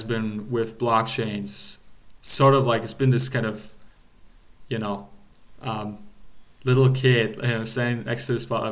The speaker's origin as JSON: {"language": "English", "country": "Germany", "said": "we're both from Germany."}